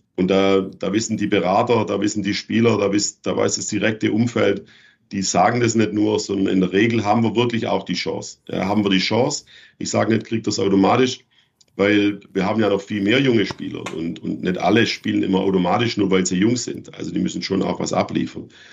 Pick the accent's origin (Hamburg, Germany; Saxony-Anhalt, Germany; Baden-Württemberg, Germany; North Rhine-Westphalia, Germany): Baden-Württemberg, Germany; Schwäbisch Gmünd; moved away; in meiner Heimatstadt in Schwäbisch Gmünd